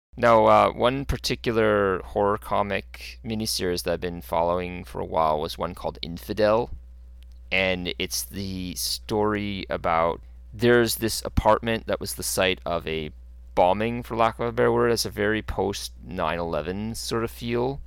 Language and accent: English; Canada; I'm a Canadian guy